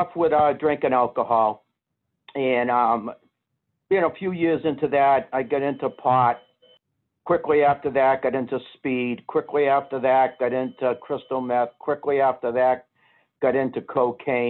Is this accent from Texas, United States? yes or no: no; Boston, Massachusetts, United States; I was being from Boston